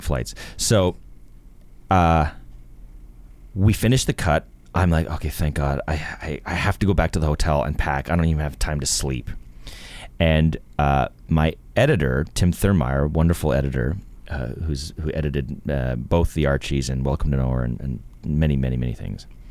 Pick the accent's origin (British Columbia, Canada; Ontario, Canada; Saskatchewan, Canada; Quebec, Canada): Ontario, Canada; Toronto; I grew up in Etobicoke, which is a suburb of Toronto